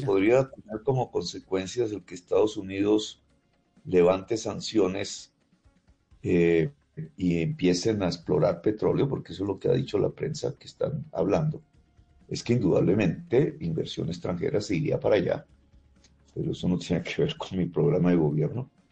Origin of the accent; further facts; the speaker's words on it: Zipaquirá, Cundinamarca, Colombia; moved away as an adult; also born or lived in Ciénaga de Oro, Córdoba; desde Zipaquirá yo vivo de los, desde los 10 hasta los 25 años.